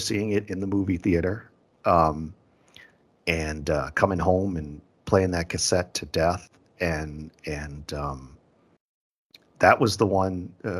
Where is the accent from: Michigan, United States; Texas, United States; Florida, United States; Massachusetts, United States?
Massachusetts, United States; Boston; I was about 6 years old. I grew up in Boston, Massachusetts, and I still live here.